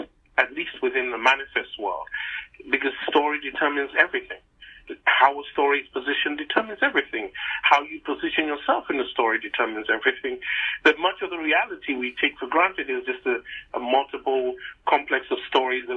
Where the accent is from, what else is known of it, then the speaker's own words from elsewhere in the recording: Nigeria; moved away; back home growing up in Nigeria